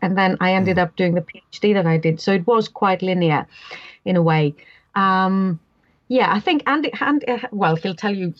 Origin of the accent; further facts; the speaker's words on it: Greece; English is a second language; But I grew up in Greece with classical mythology, as you'd expect, and, you know, those sorts of texts, and, you know, in a small island with a very much living folklore going on around me.